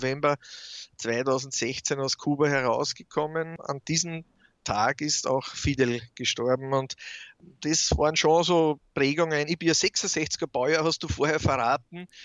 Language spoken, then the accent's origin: German; Austria; warum es mit der Farbe auf den Häusern nicht so korrekt ist wie bei uns in Österreich.